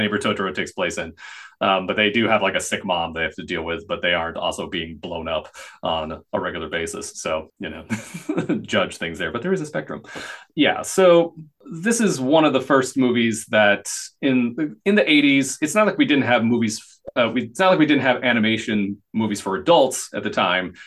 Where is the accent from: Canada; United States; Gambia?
United States